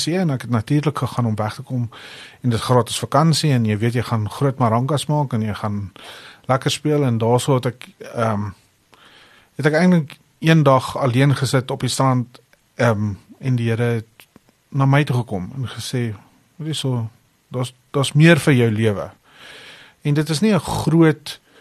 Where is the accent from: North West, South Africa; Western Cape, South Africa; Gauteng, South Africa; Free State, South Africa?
Gauteng, South Africa; Pretoria; ek het groot geword hier in Pretoria